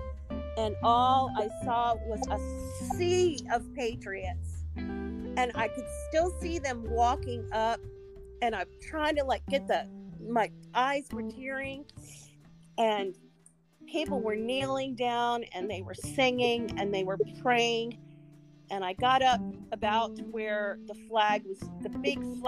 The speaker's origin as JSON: {"language": "English", "town": "Arlington", "region": "Virginia", "country": "United States", "tie": "born or raised there", "also_born_or_lived": "Washington, D.C.", "said": "I was raised in Arlington, which is literally right over the bridge."}